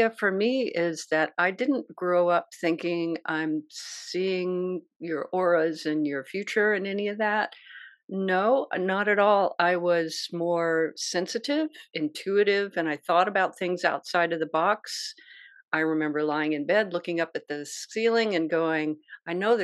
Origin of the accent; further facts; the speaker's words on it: Martinsville, Virginia, United States; now in California, United States; I grew up on Corntassel Trail